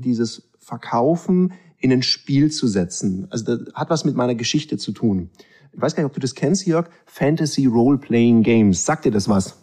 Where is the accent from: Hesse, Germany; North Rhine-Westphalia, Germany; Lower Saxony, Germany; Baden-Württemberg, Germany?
Baden-Württemberg, Germany; Swabia; ich bin halb Ägypter, halb Schwabe